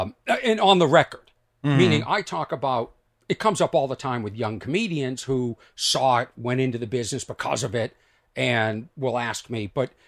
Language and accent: English; Boston, Massachusetts, United States; I'm from Boston.